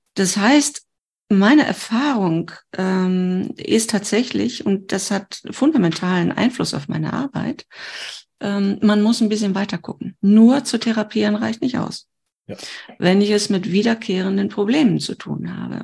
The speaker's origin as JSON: {"language": "German", "country": "Germany", "said": "ich komme ja aus Deutschland"}